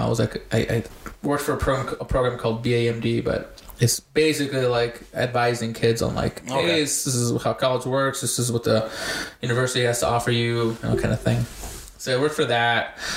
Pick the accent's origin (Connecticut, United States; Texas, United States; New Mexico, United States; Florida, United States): New Mexico, United States; Bernalillo; also born or lived in Compton, California / Albuquerque, New Mexico; we grew up here in Bernalillo